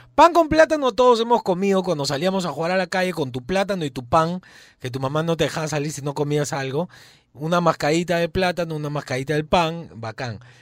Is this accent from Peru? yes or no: yes; Peru; Yo soy peruano